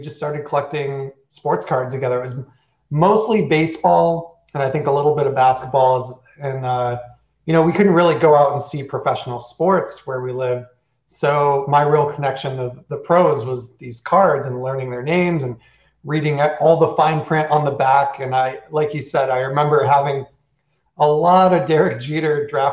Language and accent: English; south of Buffalo, New York, United States; I grew up on a dairy farm in the middle of nowhere, south of Buffalo, New York